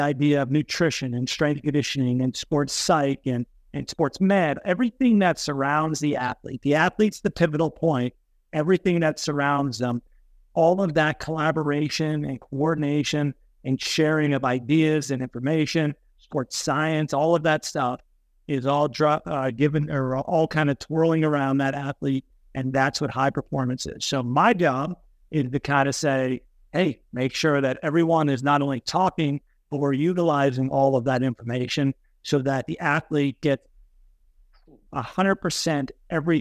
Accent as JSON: {"language": "English", "town": "Hazleton", "region": "Pennsylvania", "country": "United States", "tie": "born or raised there", "moved": "yes", "lives_now": "State College, United States", "said": "I grew up in Hazleton, kind of next to Joe growing up there"}